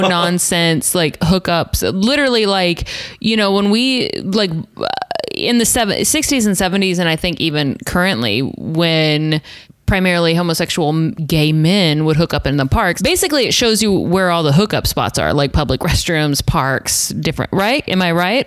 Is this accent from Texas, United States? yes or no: yes; Little River, Texas, United States; I'm from middle of nowhere, Texas, like Little River, Texas